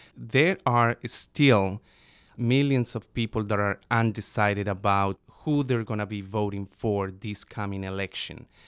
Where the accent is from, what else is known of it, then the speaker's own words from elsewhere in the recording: Bogota, Bogotá Capital District, Colombia; now in United States; I was born and raised in Bogota, Colombia.